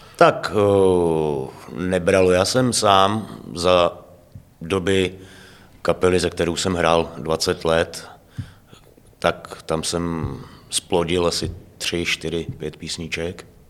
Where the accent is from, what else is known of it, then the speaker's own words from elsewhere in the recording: Heřmanův Městec, Pardubice Region, Czechia; now in Hradec Králové, Czech Republic; v rodné město je Hermanův Městec